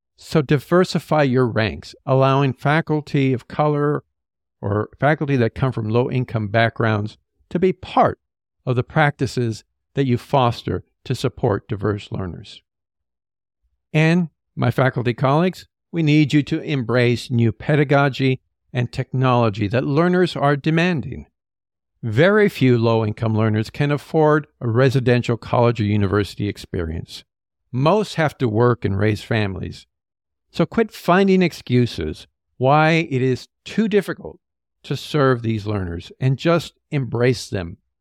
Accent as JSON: {"language": "English", "region": "California", "country": "United States", "said": "as a Californian"}